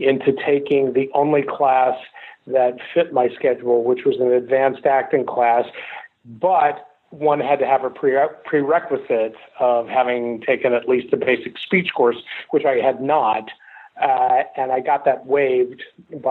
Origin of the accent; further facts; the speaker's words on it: Memphis, Tennessee, United States; I grew up in Memphis, Tennessee, and my mother lived in California. I lived in Memphis for the majority of my childhood with my grandparents, and I graduated from high school in Memphis